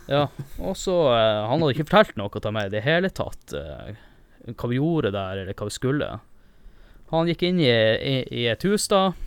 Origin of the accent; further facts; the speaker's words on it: Northern Norway, Norway; Jeg er jo nordlending